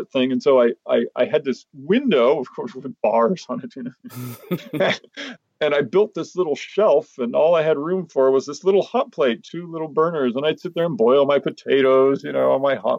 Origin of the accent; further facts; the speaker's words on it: Hermosa Beach, California, United States; my growing up in Hermosa Beach